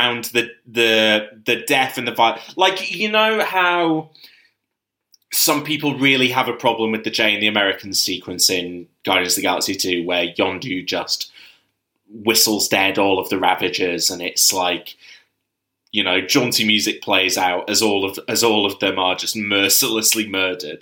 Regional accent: United Kingdom; speaking as a Brit

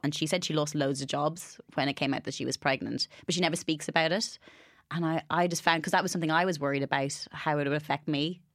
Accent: Ireland; moved away; growing up in Ireland

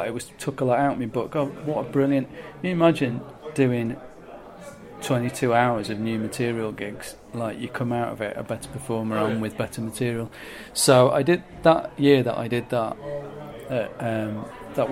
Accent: Manchester, North West England, United Kingdom; moved away; also born or lived in Brighton; Manchester was a no-brainer because it's my hometown

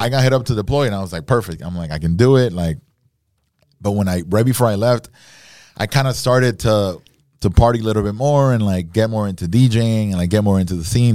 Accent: Nicaragua; now in Miami, United States; I was born in Miami, grew up in Nicaragua.

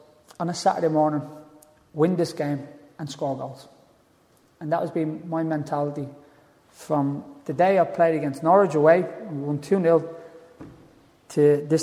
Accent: Dublin, Leinster, Ireland; All of us from my area where I was brought up in Tala.

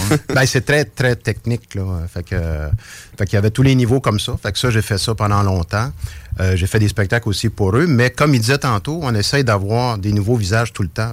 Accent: Trois-Rivières, Quebec, Canada; accent: rolled r's (Trois-Rivières); now in Quebec City, Canada; je viens, je suis natif de Trois-Rivières, donc les airs roulés, ça vient de Trois-Rivières

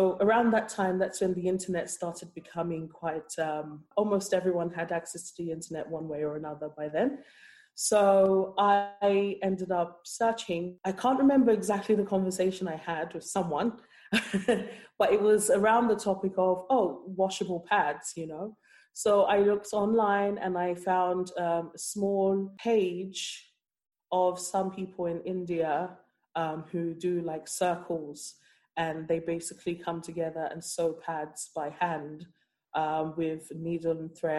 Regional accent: London, United Kingdom; moved away as an adult; also born or lived in Nigeria; now in Cork, Ireland; I grew up in London and I moved to Cork

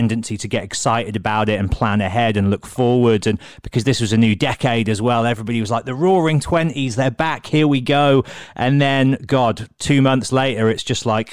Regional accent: Solihull, West Midlands, United Kingdom; I'm from Solihull. So I've spent my whole life in and around Birmingham

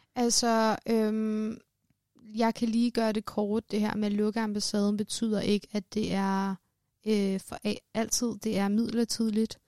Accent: Denmark; jeg er født og opvokset i Danmark, men øh, har rødder i Iran

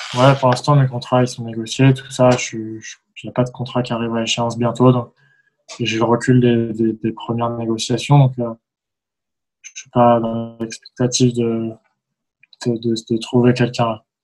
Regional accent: France

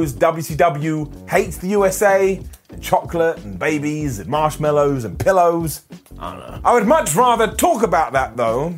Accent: United Kingdom; As a British person

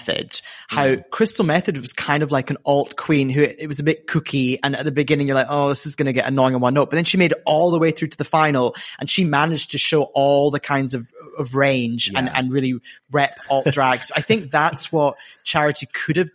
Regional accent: Scotland, United Kingdom; queen from my homeland

